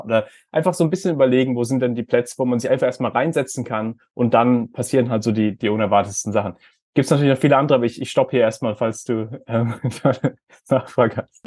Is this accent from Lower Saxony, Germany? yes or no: no; Heidelberg, Baden-Württemberg, Germany; ich bin in Heidelberg aufgewachsen